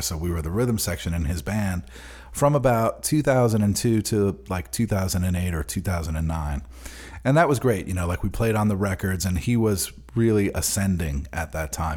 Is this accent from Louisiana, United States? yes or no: no; Long Island, New York, United States; also born or lived in Queens, New York / East Nashville, Tennessee; now in Nashville, United States; growing up on Long Island